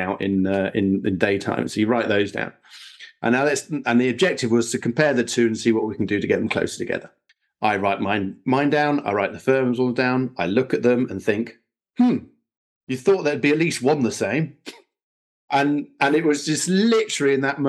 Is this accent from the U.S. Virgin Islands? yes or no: no; Sussex, South East England, United Kingdom; moved away; also born or lived in Bedfordshire; I was born and raised in Sussex, and then moved to Bedfordshire